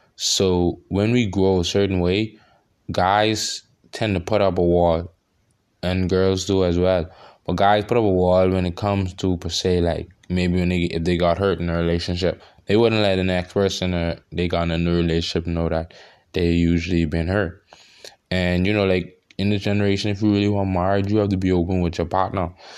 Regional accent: Bahamas; I'm from the Bahamas

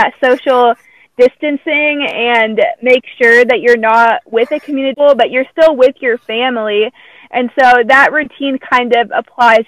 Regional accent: United States; I'm American, I've grown up here

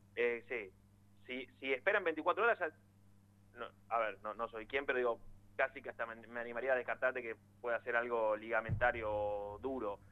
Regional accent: Buenos Aires, Argentina; yo soy de Villaluro

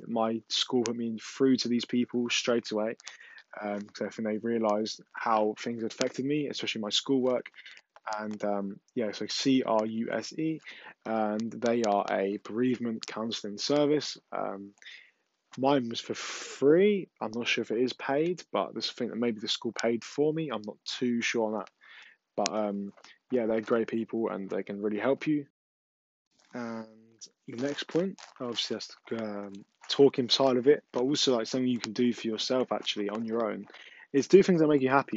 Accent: England, United Kingdom; I know I'm from England, but my English is not the best

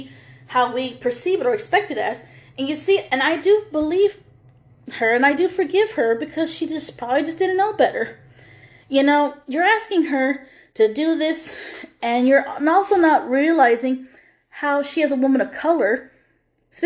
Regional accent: United States; we were raised differently here in America. Us, women of color

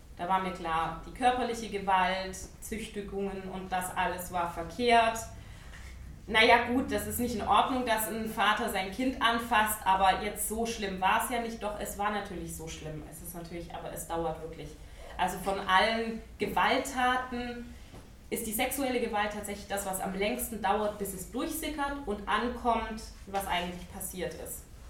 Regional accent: Ludwigsburg, Baden-Württemberg, Germany; ich bin in Ludwigsburg geboren, das ist bei Stuttgart und auch dort aufgewachsen

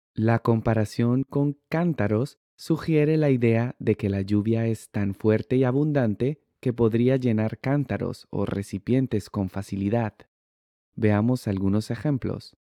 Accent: Colombia; yo soy de Colombia

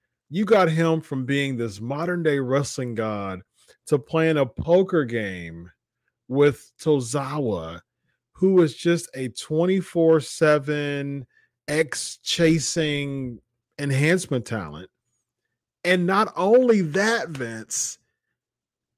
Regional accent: Ohio, United States; I'm from Ohio

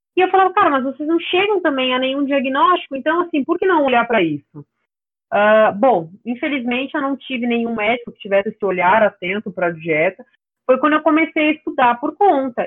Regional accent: São Paulo, Brazil; Eu nasci em São Paulo e eu falo aqui mesmo, então é, não, não sou do sul

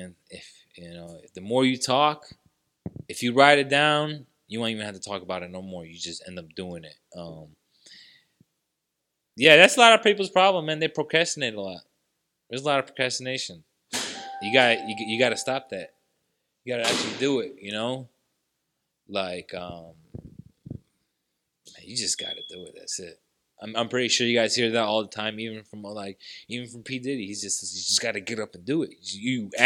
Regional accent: Hazelwood, Missouri, United States; I grew up in Hazelwood, Missouri

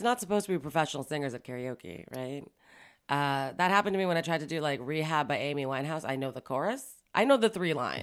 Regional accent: Toronto, Ontario, Canada; also born or lived in Montreal; I was born in Montreal. I moved here when I was about seven or eight. here being Toronto

